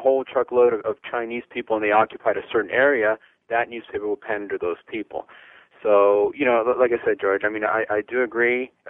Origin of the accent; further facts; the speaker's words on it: Cuba; now in Miami, United States; I'm Cuban myself.